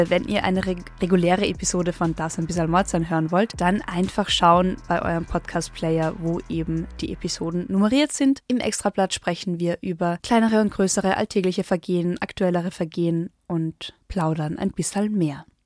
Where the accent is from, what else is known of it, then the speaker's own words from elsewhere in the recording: Carinthia, Austria; moved away; da, wo ich aufgewachsen bin, ist die nächstgrößere Stadt weiter weg als die italienis